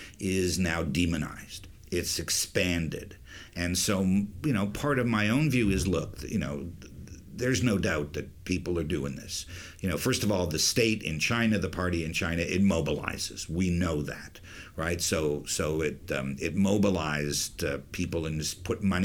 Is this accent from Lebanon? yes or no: no; Canada; moved away; I'm Canadian, right? And I'm a Canadian